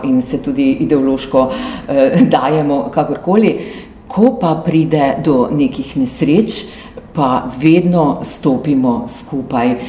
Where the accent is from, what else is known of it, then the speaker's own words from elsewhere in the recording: Slovenia; smo Slovenci